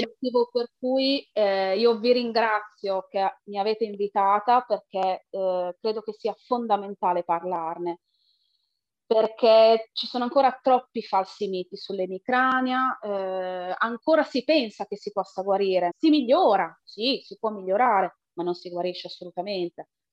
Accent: province of Reggio Emilia, Emilia-Romagna, Italy; vengo dalla provincia di Reggio Emilia, in Emilia-Romagna

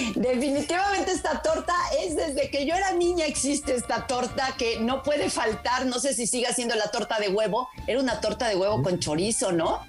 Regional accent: Puebla, Mexico; los poblanos

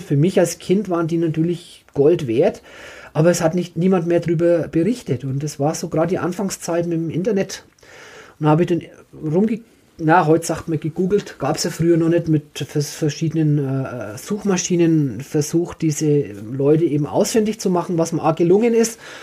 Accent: Franconia, Bavaria, Germany; ich bin Franke

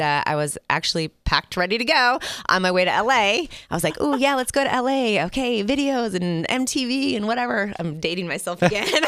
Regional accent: Minnesota, United States; also born or lived in Ann Arbor, Michigan; now in Las Vegas, United States; my family moved to Minnesota when I was in the fourth grade.

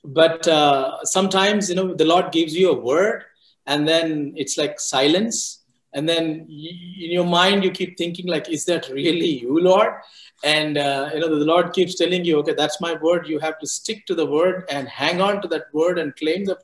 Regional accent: India; moved away as an adult; also born or lived in Florida; I was born and brought up in India, and in the same place that I am here, 20 miles away from where I am

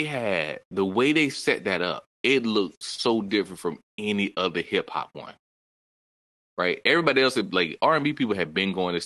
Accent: Virginia, United States; I'm from Virginia

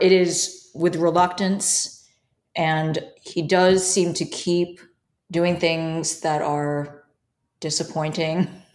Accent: New York City, New York, United States; I grew up in New York

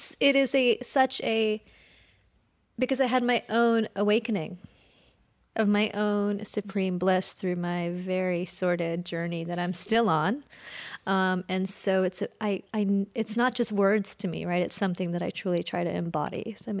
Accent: Columbus, Ohio, United States; also born or lived in India; But my family moved here when I was 5, and then I was raised in Columbus, Ohio, in a very dualistic world, right?

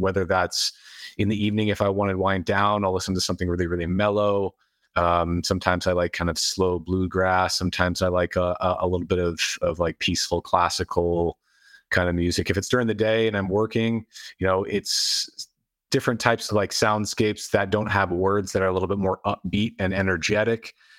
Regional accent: United States; I was born in America in modern times

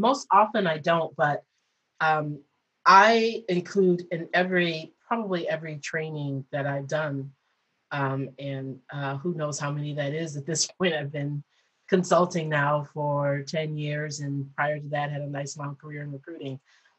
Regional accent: Detroit, Michigan, United States; I moved from Detroit to Chicago. I went to school in outside of Chicago. Then I moved home for a little bit, and then I moved back

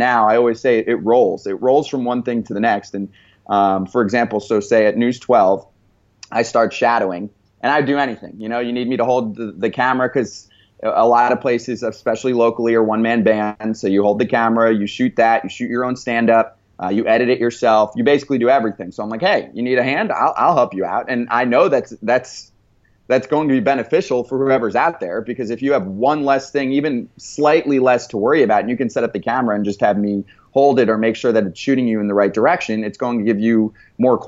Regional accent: New Jersey, United States; I grew up in New Jersey

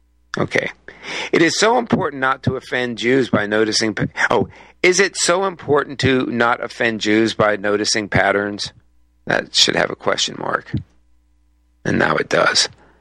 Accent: United States; I'm an American, I can say it, this country, and I have ancestors who either came over on the Mayflower or came over within the next few years.

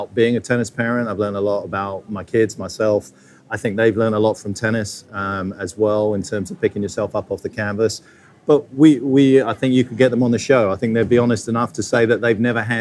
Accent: Essex, East of England, United Kingdom; also born or lived in London; now in United States; I'm from Essex.

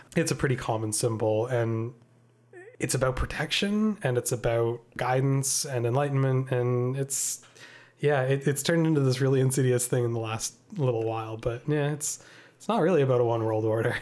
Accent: Canada; we're Canadian

